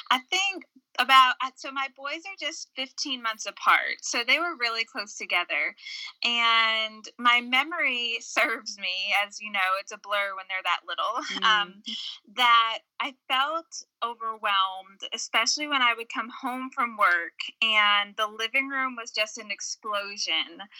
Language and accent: English; North Shore of Massachusetts, United States; moved away as an adult; now in Winchester, Kentucky, United States; I was born and raised in New England, a small town on the North Shore of Massachusetts, but ended up uh, coming to Kentucky Kentucky for school, fell in love with Kentucky, fell in love with a boy from Kentucky, and have lived in Winchester, Kentucky, which is a small